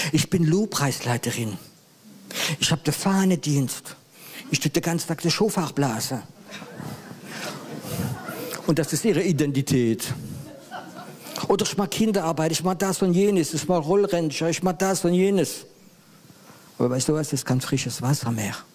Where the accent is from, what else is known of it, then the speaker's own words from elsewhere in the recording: Grand Est, France; ich bin Elsässer, bin Elsässer.